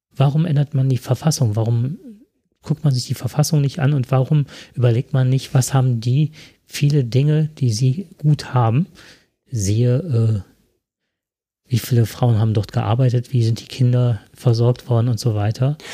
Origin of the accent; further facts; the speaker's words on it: Germany; bei uns in Deutschland